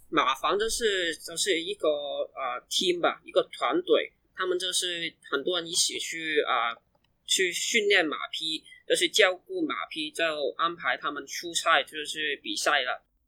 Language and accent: Chinese; Hong Kong; also born or lived in Guangzhou; 我在一两岁的时候就跟我爸妈一起来香港